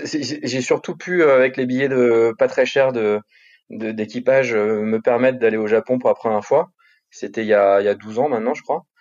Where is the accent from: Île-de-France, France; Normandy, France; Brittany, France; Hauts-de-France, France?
Île-de-France, France; Paris; Paris intramuros, ouais.